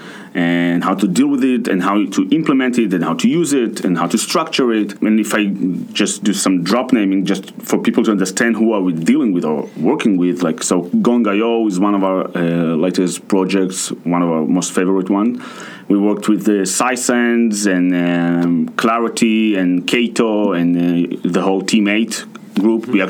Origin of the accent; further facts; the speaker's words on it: Russia; now in Tel Aviv, Israel; I'm from Russia.